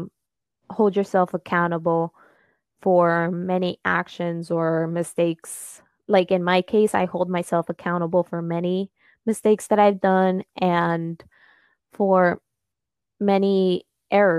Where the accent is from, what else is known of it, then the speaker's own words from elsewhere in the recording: United States; first language Spanish; English is a second language; my family it comes from Peru, and I was actually born here in America